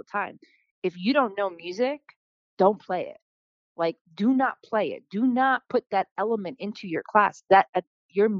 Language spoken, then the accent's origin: English; North Fork of Long Island, New York, United States; also born or lived in Astoria, Queens, New York; now in Brooklyn, United States; I was born in Astoria, Queens. I was also raised out in the North Fork of Long Island.